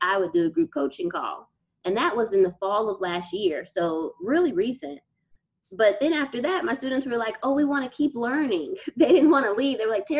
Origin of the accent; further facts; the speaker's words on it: Nigeria; I'm Nigerian, so we go to get cloth at markets.